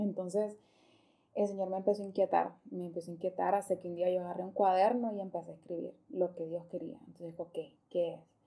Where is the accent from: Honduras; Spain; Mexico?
Honduras; Choluteca; yo soy de Choluteca, ah, entonces eh, vivo, o sea, ahí donde yo vivo bien caliente